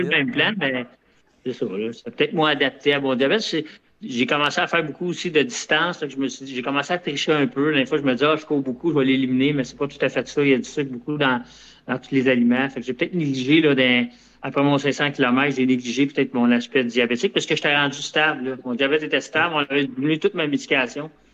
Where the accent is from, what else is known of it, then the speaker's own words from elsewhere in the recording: Longueuil, Quebec, Canada; C'est ma ville natale, Longueuil.